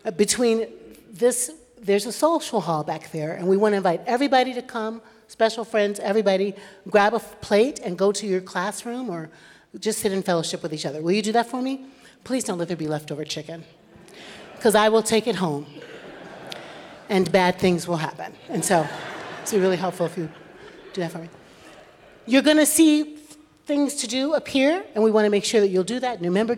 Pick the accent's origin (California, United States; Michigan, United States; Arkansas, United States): Michigan, United States; We're from Michigan.